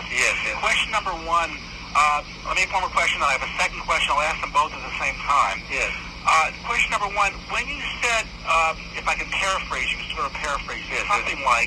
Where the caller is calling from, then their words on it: West Hartford, Connecticut, United States; I'm calling from West Hartford, Connecticut.